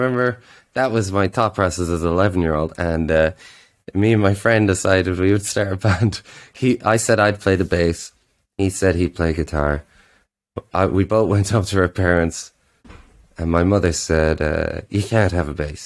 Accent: Drogheda, Leinster, Ireland; moved away as an adult; now in Berlin, Germany; my hometown is in Drogheda on the East Coast

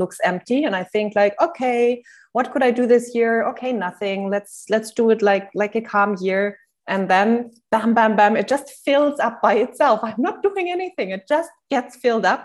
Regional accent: Germany; English is a second language; moved away; also born or lived in Cyprus / Netherlands / Switzerland; I am not a native English speaker. I'm from Germany originally, but I live in different countries

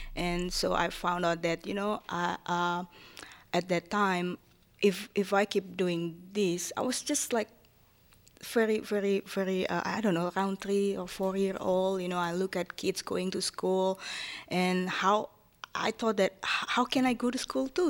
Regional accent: Japan; English is a second language; moved away as an adult; now in Erie, United States; I grew up in, in, as a Japanese woman in an Asian country

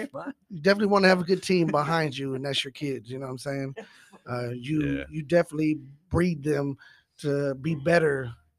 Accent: Dallas, Texas, United States; Well, definitely I am from Lake Highlands. … I'm 38 years old.

